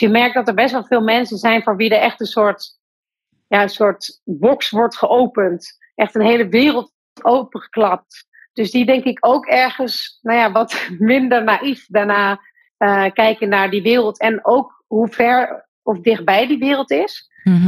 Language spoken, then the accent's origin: Dutch; Breda, North Brabant, Netherlands; Breda, waar ik geboren ben